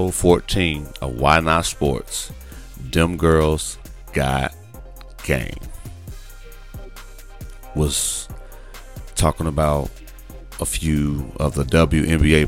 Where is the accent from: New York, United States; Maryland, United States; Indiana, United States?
Indiana, United States; Gary; I'm a kid from Gary, Indiana, over 40